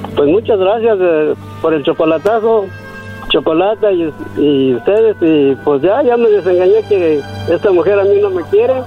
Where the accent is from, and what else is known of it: San Miguel Zapotitlán, Jalisco, Mexico